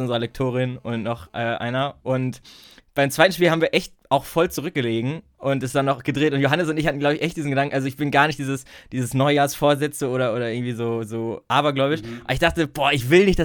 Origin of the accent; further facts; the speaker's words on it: Bielefeld, North Rhine-Westphalia, Germany; als Bielefelder